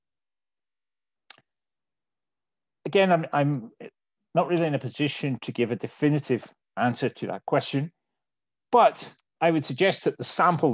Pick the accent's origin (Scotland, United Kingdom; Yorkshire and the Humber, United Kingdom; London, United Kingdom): Scotland, United Kingdom; My home country of Scotland